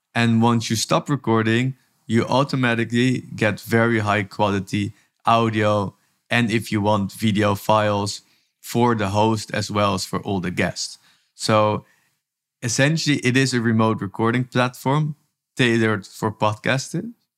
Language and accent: English; Amsterdam, North Holland, Netherlands; now in Tel Aviv, Israel; I'm originally from Amsterdam, from the Netherlands, and actually am working from Tel Aviv, Israel